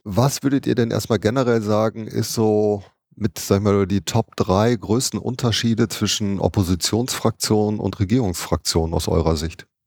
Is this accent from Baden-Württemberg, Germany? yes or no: no; Düsseldorf, North Rhine-Westphalia, Germany; also born or lived in Duisburg; ich bin Duisburg geboren. Ne? Ich bin eigentlich Ruhrgebietskind, aber auch sehr, sehr schnell nach Düsseldorf